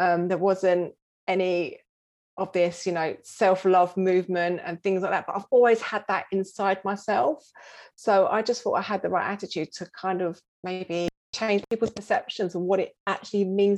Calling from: London, United Kingdom; From London, North London.

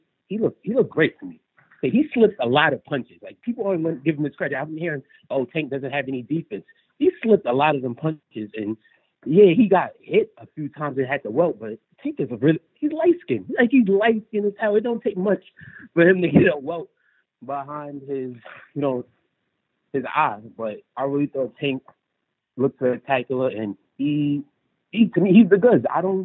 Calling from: Brooklyn, New York, United States; From Brooklyn.

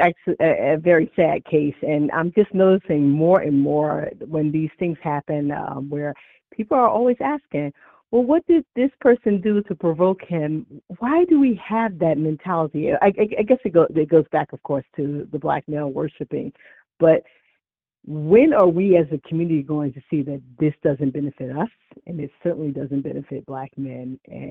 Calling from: Luxembourg; I'm calling from Luxembourg.

